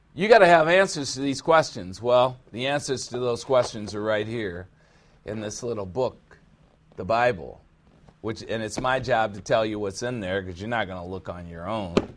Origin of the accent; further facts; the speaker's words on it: United States; I am an American